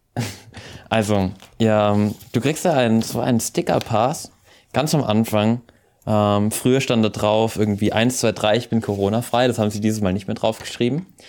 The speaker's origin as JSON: {"language": "German", "country": "Austria", "said": "bei uns in Österreich"}